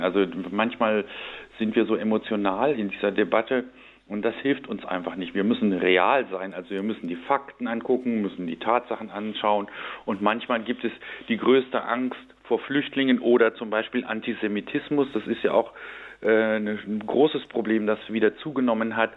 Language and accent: German; Lower Saxony, Germany; ich bin aus meiner persönlichen Biografie direkt an der Grenze zur DDR aufgewachsen und habe in meinem Heimatort in Niedersachsen jeden Tag den Zaun gesehen